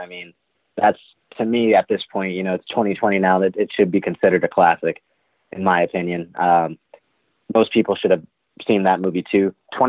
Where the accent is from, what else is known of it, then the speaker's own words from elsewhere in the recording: Boston, Massachusetts, United States; born there; now in Hollywood, United States; You know, I was born in Boston, but I represent Hollywood, Florida.